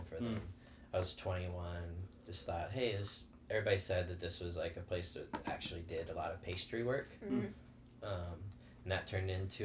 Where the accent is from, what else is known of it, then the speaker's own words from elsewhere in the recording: Eureka, Missouri, United States; also born or lived in Houston; So I'm from Eureka. Grew up, born and raised there, never lived anywhere else really, aside from culinary school and college down in Houston